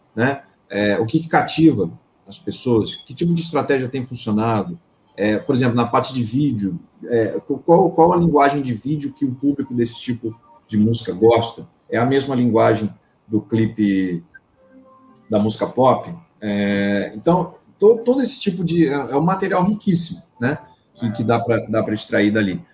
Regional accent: Campinas, São Paulo, Brazil; moved away as an adult; now in Rio de Janeiro, Brazil; eu sou originalmente de São Paulo, da cidade de Campinas. Em 2009 me mudei para o Rio

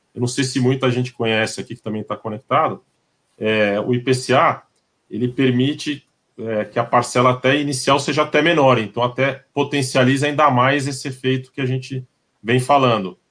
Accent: São Paulo, Brazil; nós que somos paulistas

